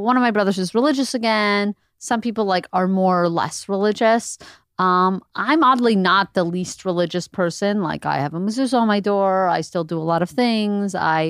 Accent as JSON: {"language": "English", "town": "Montreal", "region": "Quebec", "country": "Canada", "tie": "born or raised there", "said": "By the time we got to Montreal, we were conservative."}